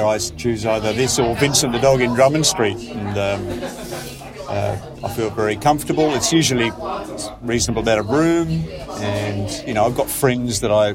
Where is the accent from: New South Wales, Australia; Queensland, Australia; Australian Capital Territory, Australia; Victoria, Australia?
Victoria, Australia; Geelong; moved away as an adult; now in Melbourne, Australia; Basically lived on this side of town since I came from Geelong when I was 18 years old.